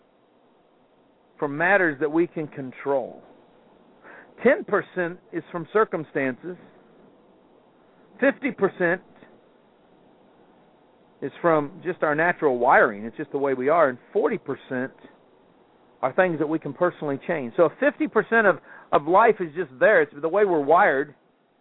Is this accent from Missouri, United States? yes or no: yes; Kansas City, Missouri, United States; growing up in Kansas City